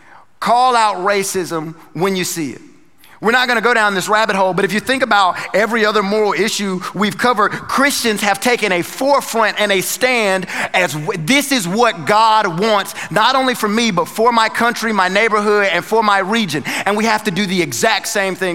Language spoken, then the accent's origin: English; North Carolina, United States; moved away; I'm from North Carolina